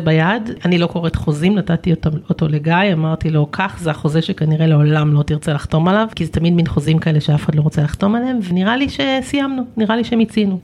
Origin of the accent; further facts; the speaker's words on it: Kvutzat Kinneret, Northern District, Israel; moved away; בקבוצת כנרת, שזה הקיבוץ שבו גדלתי